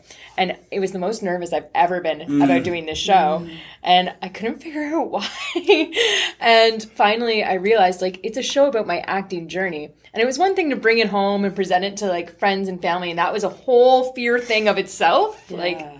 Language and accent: English; Saint John, New Brunswick, Canada; now in Vancouver, Canada; That's my hometown, so that's where this play actually debuted last year in St. John, New Brunswick